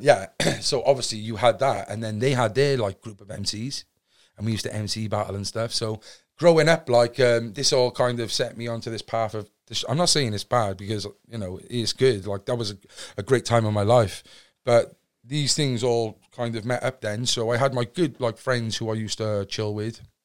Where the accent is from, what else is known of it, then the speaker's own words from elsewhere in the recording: Cardiff, Wales, United Kingdom; originally I'm from Cardiff, a place called Fairwater, Cardiff West. Um, born on any ordinary council estate